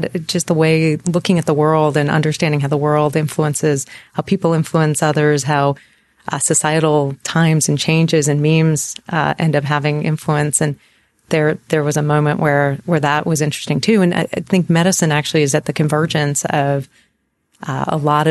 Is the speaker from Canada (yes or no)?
no; Eastern North Carolina, United States; also born or lived in New York City, New York; when we were I was 8 years old, we moved to North Carolina